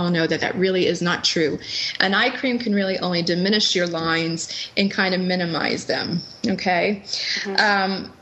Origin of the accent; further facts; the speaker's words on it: New England, United States; I grew up in New England. I come from a very huge, passionate sports Boston-loving family